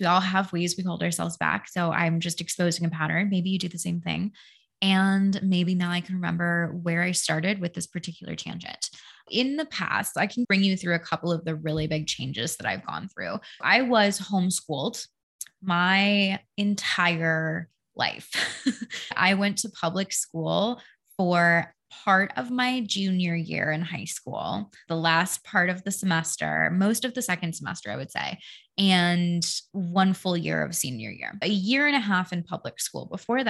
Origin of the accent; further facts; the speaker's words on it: Denver, Colorado, United States; born there; also born or lived in Connecticut / Washington State; I was born in Denver. We moved to the East Coast. We lived in Connecticut for like 10 years. Then we moved to Washington State.